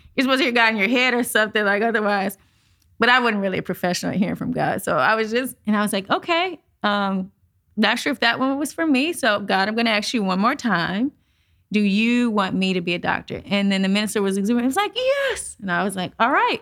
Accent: St. Louis, Missouri, United States; I'm born and raised in St. Louis, Missouri, Midwest.

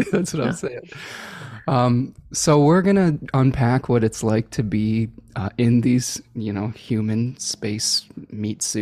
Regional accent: Oak Park, Illinois, United States; born in Oak Park.

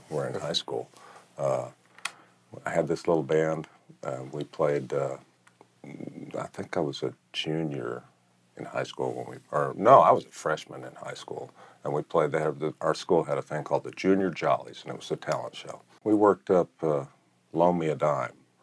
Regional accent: Evansville, Indiana, United States; also born or lived in Iowa; I was born in Iowa, but lived in Evansville, Indiana. And when I lived in Evansville, Indiana, my older brother Tom became really good friends

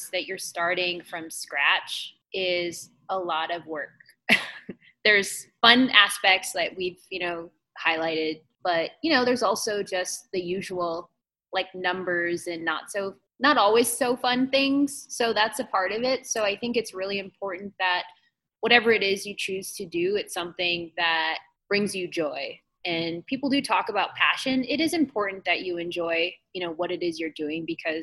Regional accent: Twin Buttes, North Dakota, United States; I actually grew up on the Fort Berthold Reservation in Western North Dakota

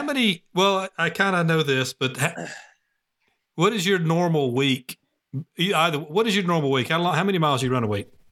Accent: Gwinnett County, Georgia, United States; now in Cartersville, United States; I'm from Gwinnett County, um, but, you know, living in Cartersville now

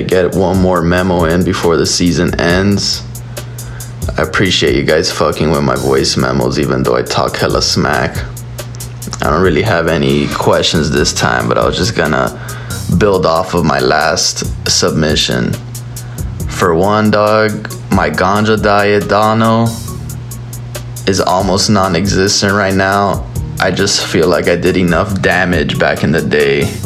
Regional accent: Miami, Florida, United States; I'm Cuban from Miami

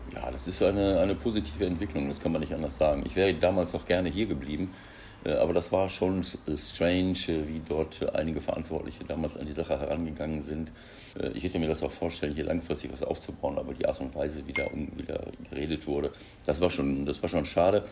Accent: North Rhine-Westphalia, Germany; moved away as an adult; now in Mönchengladbach, Germany; Wenn ich nach Ostwestfalen komme und treffe alte Freunde, alte Schulkollegen, alte Freunde, äh, ehemalige Spieler, Kollegen, dann ist das natürlich, äh, kommt dieses Heimatgefühl, wo du herkommst, natürlich immer wieder hoch

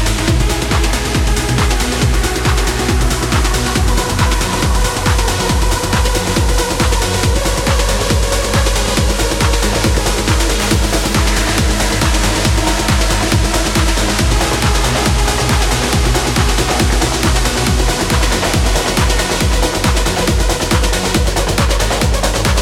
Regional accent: Lelystad, Flevoland, Netherlands; here in Lelystad, my hometown

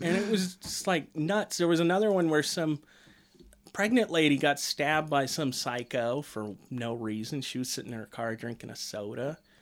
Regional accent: United States; I am a red-blooded American

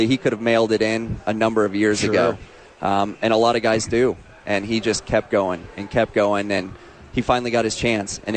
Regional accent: Colorado, United States; I was a decent high school baseball player growing up in Colorado

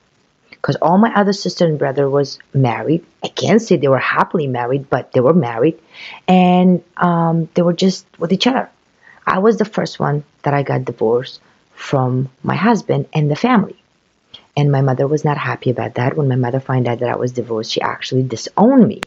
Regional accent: Afghanistan; moved away; I came from Afghanistan. It was a country, very poor country

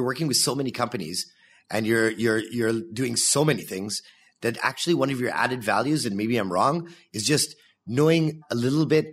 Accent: Canada; now in Israel; I'm Canadian

